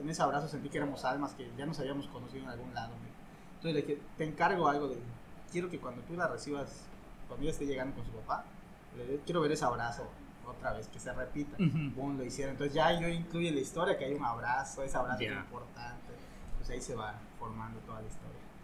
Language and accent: Spanish; Calkiní, Campeche, Mexico; yo soy de Caquini